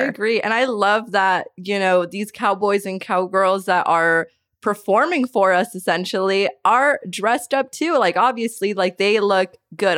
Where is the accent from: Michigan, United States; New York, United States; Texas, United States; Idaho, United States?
Idaho, United States; Caldwell; I grew up in Caldwell and it just was never an opportunity for me to go